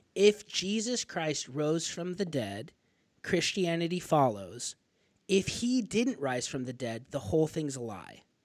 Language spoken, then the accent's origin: English; northern Arizona, United States; I'm from Arizona, so I grew up in northern Arizona